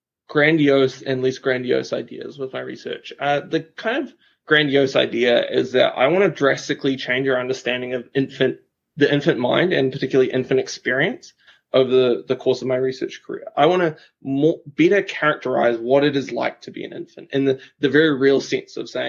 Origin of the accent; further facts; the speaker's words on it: Christchurch, Canterbury, New Zealand; So I'm from New Zealand, a beautiful country in the Southern Hemisphere. And I grew up in a city in New Zealand called Christchurch